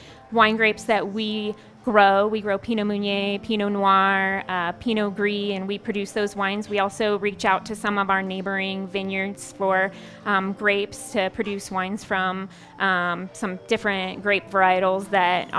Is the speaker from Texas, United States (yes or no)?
no; California, United States; now in Hotchkiss, United States; I'm originally from California, so I'm from a place that has an abundance of produce